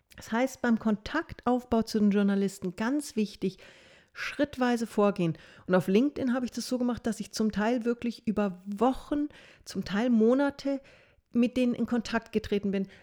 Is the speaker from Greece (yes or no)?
no; Fürstenfeldbruck, Bavaria, Germany; also born or lived in Munich / Passau; ich komme grundsätzlich aus München, Münchner Zeitschriften, habe aber meine Jugend im Fürstenfeldbrucker-Raum verbracht